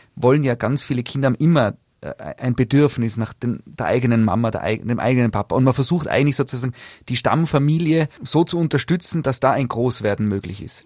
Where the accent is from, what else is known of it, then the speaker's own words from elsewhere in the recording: Tyrol, Austria; bei uns in Tirol